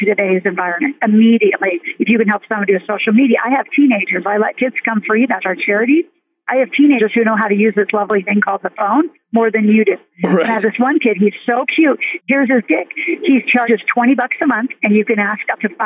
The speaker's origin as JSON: {"language": "English", "region": "Nebraska", "country": "United States", "tie": "born or raised there", "said": "I grew up in Nebraska where huge farm family"}